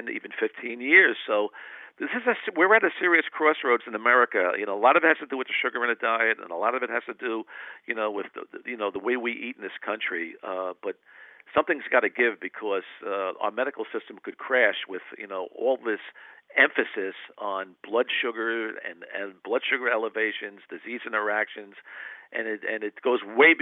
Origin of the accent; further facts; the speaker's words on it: New England, United States; I grew up in the New England area